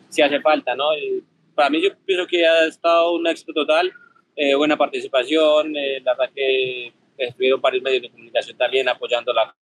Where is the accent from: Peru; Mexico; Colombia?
Colombia